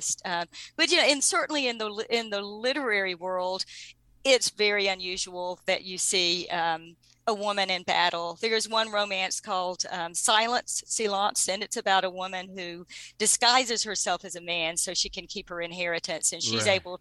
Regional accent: Savannah, Georgia, United States; I'm from Savannah

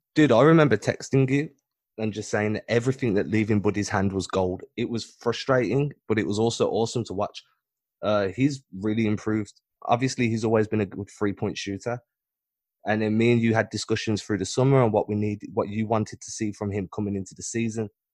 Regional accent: England, United Kingdom; I'm not British, I'm English

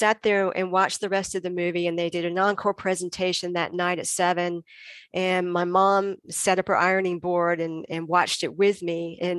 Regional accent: Greenville, North Carolina, United States; my hometown of Greenville, North Carolina.

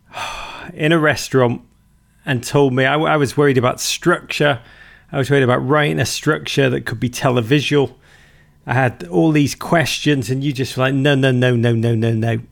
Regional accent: Liverpool, North West England, United Kingdom; moved away as an adult; now in United States; I grew up in Liverpool, which I mean was a, was I'm so blessed to be from that city

